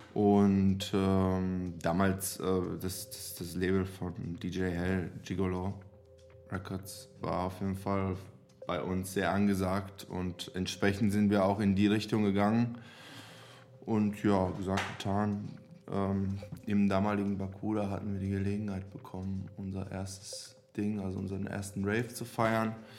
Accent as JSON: {"language": "German", "country": "Serbia", "tie": "born or raised there", "second_language": "German", "moved": "yes", "lives_now": "Germany", "said": "Ich komme aus Serbien."}